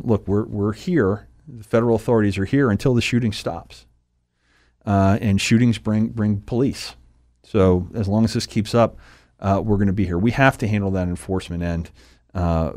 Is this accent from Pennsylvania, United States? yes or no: yes; Pottsville, Pennsylvania, United States; also born or lived in West Chester, Pennsylvania / Harrisburg, Pennsylvania; I've lived here since I was 3. I was born in Westchester outside of Philadelphia, but came to Pottsville after that, and then been in the Harrisburg area since then